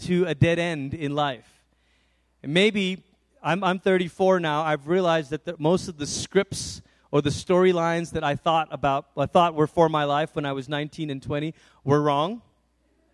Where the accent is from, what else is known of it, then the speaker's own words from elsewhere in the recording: Malaysia; now in Colorado, United States; I grew up in Malaysia